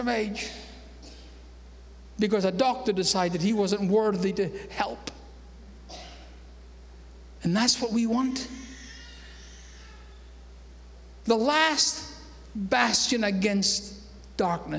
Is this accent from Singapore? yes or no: no; Scotland, United Kingdom; moved away as an adult; now in United States; I might have been born in Scotland